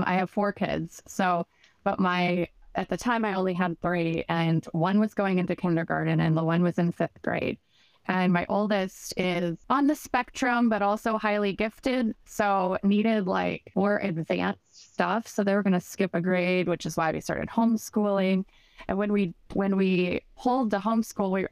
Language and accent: English; Southern Illinois, United States; moved away as an adult; we're originally from Illinois